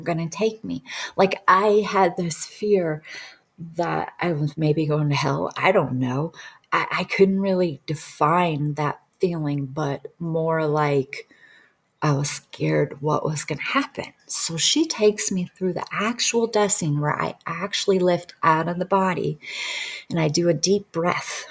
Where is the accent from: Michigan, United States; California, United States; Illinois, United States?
Michigan, United States; Detroit suburbs; I'm from Detroit suburbs, so I, I actually lived a very, I lived in poverty, period. That's just how I grew up.